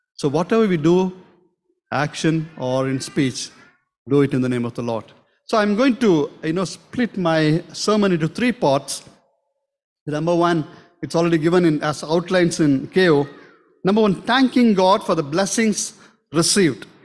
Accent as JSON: {"language": "English", "region": "South India", "country": "India", "moved": "yes", "said": "we are from South"}